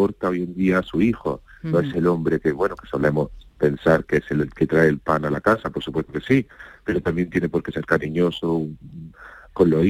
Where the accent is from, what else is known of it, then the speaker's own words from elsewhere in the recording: Andalusia, Spain; Hemos dejado muy claro que somos de Andalucía, que venimos de ahí, que tenemos fuerza y que vamos a luchar por, por nuestra Andalucía